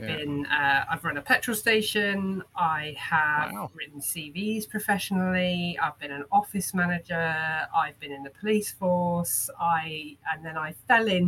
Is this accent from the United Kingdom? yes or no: yes; Royal Leamington Spa, West Midlands, United Kingdom; I was born in Royal Leamington Spa in Warwickshire